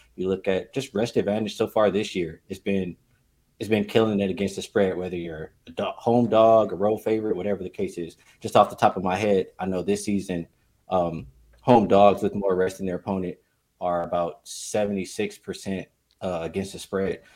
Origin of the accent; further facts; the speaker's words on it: Los Angeles, California, United States; I'm born and raised in Los Angeles